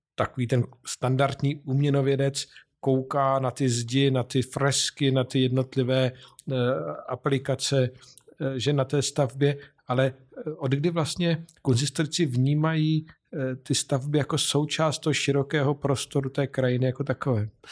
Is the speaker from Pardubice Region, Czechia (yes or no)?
no; Vysočina Region, Czechia; z Vysočiny, mé rodné krajiny